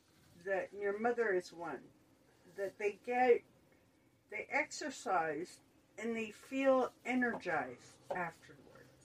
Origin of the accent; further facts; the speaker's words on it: Ohio, United States; I'm from Ohio. I know snow. I've been in snow and cold weather before.